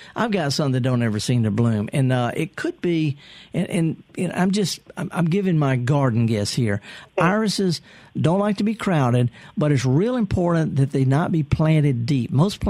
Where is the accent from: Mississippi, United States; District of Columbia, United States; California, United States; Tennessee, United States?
Mississippi, United States; the Mississippi Delta, United States; I'm from the Delta.